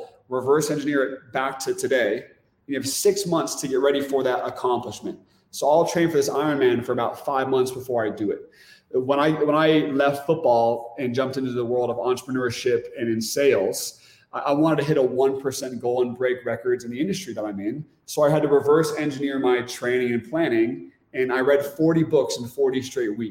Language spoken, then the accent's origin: English; Oregon, United States; moved away as an adult; we're from Oregon.